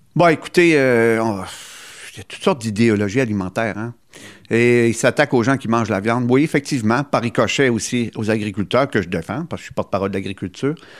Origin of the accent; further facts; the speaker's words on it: Gaspésie, Quebec, Canada; chez nous, en Gaspésie